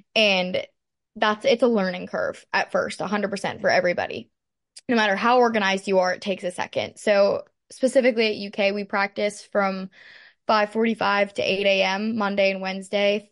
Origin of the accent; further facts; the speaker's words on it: Pittsburgh, Pennsylvania, United States; moved away as an adult; now in Lexington, United States; I'm from Pittsburgh, Pennsylvania. I grew up dancing there